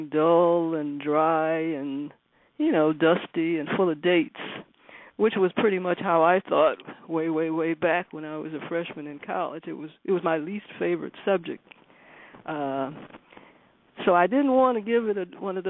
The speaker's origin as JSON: {"language": "English", "town": "Detroit", "region": "Michigan", "country": "United States", "said": "I'm from Detroit"}